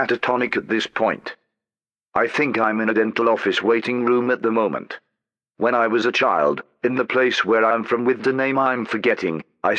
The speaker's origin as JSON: {"language": "English", "region": "East of England", "country": "United Kingdom", "said": "To be honest, I don't know where Doncaster is. I'm from Essex."}